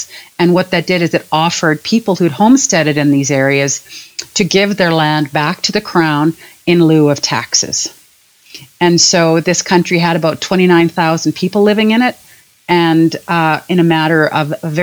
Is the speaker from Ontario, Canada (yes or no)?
no; Edmonton, Alberta, Canada; also born or lived in Sherwood Park, Alberta; I grew up in Edmonton